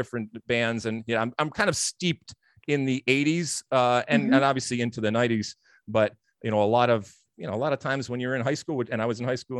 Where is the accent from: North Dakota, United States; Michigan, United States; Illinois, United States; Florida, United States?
Michigan, United States; Detroit; moved away; also born or lived in Athens, Greece; I grew up, like I said, in Detroit, but I also grew up in Athens, Greece.